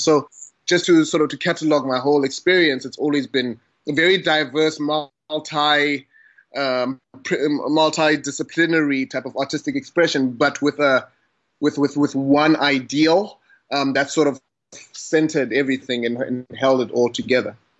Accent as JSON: {"language": "English", "town": "Butterworth", "region": "Eastern Cape", "country": "South Africa", "tie": "born or raised there", "moved": "yes", "lives_now": "Cape Town, South Africa", "said": "I am based in Cape Town, South Africa, born and bred in Butterworth, that is in the Eastern Cape."}